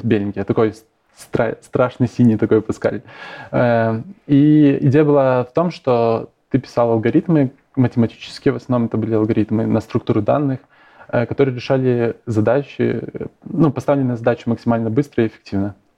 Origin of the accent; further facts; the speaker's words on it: Ivye, Grodno Region, Belarus; я из Иве, такой маленький городок в, Гро- в Гродненской